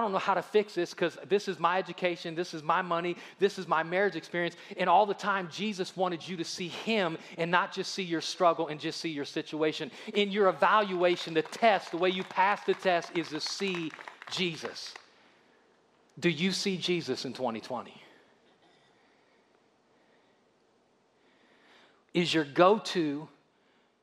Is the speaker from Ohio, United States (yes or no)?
yes; Akron, Ohio, United States; now in Alabama, United States; I'm from Ohio.